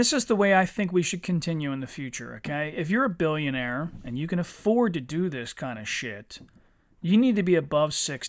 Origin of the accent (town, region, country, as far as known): United States